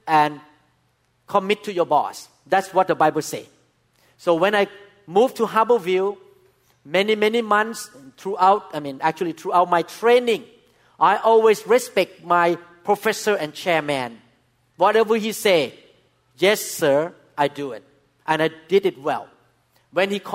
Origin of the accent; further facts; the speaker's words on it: Thailand; English is a second language; moved away as an adult; now in United States; I'm a Thai doctor